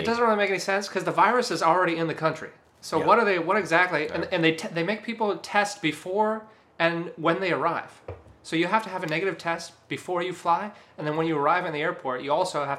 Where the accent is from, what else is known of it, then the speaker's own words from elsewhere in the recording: Orange County, California, United States; I'm from Orange County.